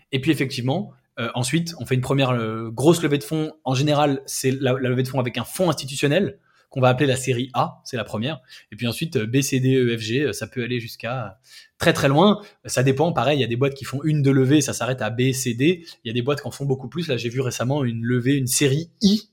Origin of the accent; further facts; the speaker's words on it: France; nous, en tant que Français